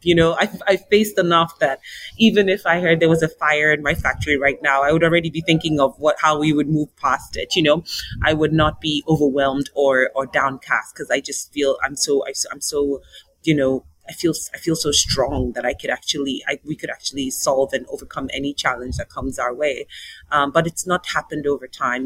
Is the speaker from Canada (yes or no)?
no; Nigeria; moved away; also born or lived in South Africa; my home country of Nigeria